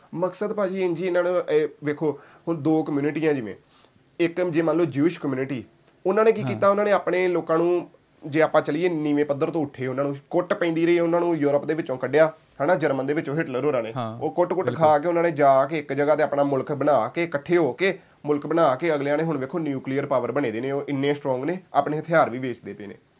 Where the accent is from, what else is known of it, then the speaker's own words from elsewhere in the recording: Batala, Punjab, India; moved away as an adult; now in San Jose, United States; ਬਟਾਲੇ ਸ਼ਹਿਰ ਦਾ